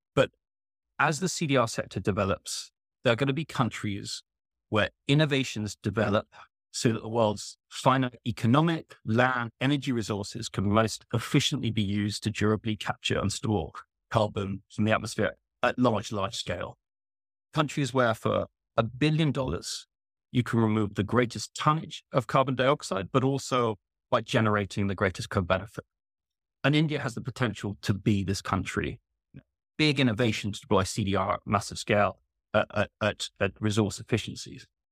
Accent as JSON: {"language": "English", "country": "United Kingdom", "said": "as a Brit"}